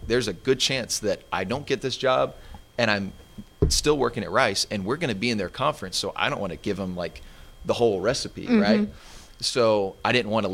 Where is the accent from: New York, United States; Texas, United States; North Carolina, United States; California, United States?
Texas, United States; Arlington; also born or lived in Houston; now in Dallas, United States; I grew up in Arlington. It's right down the road